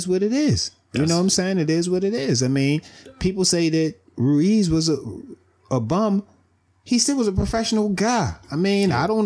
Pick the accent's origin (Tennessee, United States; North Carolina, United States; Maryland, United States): Maryland, United States; Baltimore; I'm from Baltimore